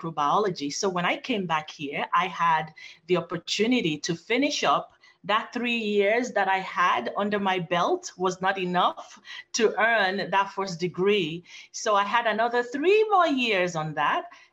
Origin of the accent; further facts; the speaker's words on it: Nigeria; moved away as an adult; also born or lived in Phoenix, Arizona; now in United States; I was born in Phoenix, Arizona, by Nigerian parents, and I grew up in Nigeria, Africa, with my paternal grandparents